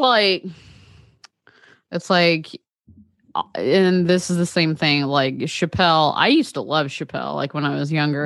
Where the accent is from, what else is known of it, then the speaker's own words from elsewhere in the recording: Eastern Tennessee, United States; We grew up in Eastern Tennessee